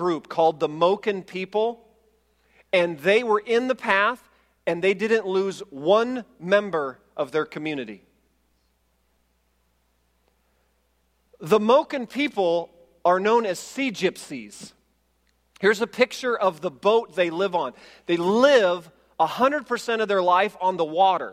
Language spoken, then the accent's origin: English; Indiana, United States; we're from Indiana